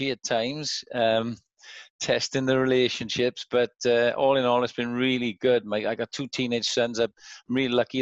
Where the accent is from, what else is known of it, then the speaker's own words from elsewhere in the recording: Cwmavon, Wales, United Kingdom; I was born and raised in a village called Cwmavon, which is up the Avon Valley